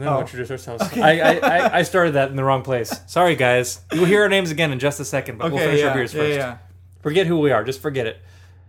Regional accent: California, United States; I'm from California.

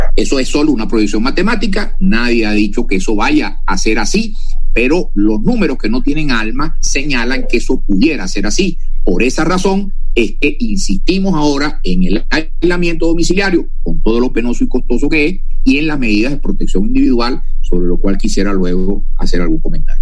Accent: Maracaibo, Zulia, Venezuela; En Maracaibo, mi ciudad natal

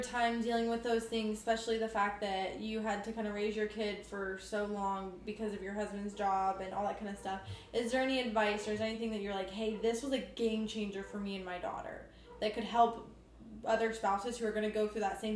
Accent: Ohio, United States; moved away as an adult; I grew up in Ohio my entire life

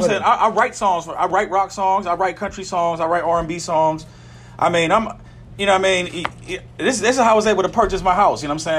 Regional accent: Pittsburgh, Pennsylvania, United States; I'm from Pittsburgh. I'm from Brighton Heights area. That's the north side.

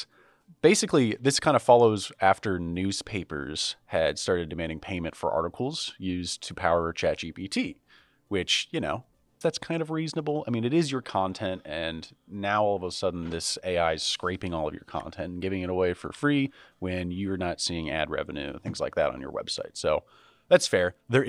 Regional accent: Ohio, United States; I am somebody from Ohio.

